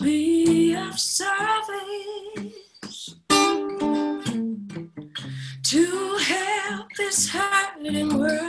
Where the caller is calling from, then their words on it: Los Angeles, California, United States; I'm tuning in from Los Angeles.